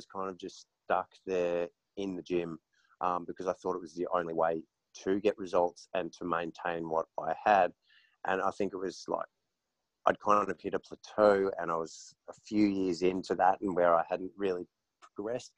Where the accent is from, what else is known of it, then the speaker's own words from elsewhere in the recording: Melbourne, Victoria, Australia; moved away as an adult; now in Noosa, Australia; I've just moved to Noosa after growing up in Melbourne.